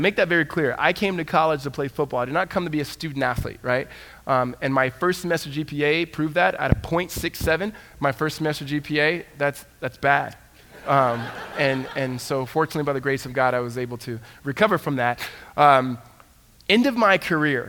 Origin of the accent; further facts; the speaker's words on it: Southern California, United States; I grew up in Southern California